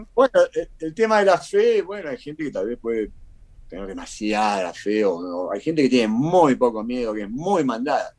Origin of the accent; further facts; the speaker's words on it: Argentina; moved away as an adult; also born or lived in Cuba; now in Costa Rica; casi como argentino